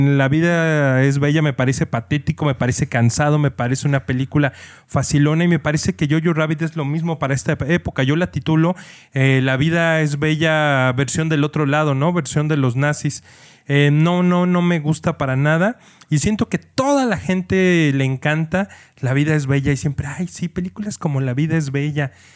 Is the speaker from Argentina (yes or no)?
no; Mexico; como mexicano